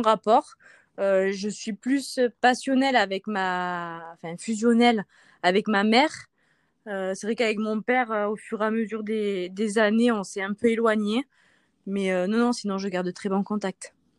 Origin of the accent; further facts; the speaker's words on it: Provence-Alpes-Côte d'Azur, France; also born or lived in Marseille; now in Isère, France; je suis originaire euh, bah, de Marseille. Euh, je suis née là-bas, mais j'ai grandi en Haute-Provence